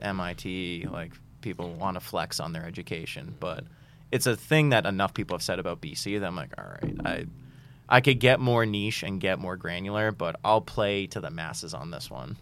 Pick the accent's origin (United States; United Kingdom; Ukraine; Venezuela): United States; Boston, Massachusetts; I grew up in Boston